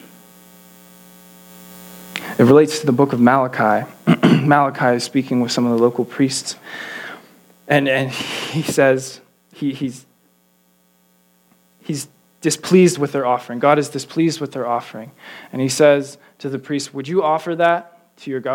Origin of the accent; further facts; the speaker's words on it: Pittsburgh, Pennsylvania, United States; growing up in Pittsburgh, I loved the Steelers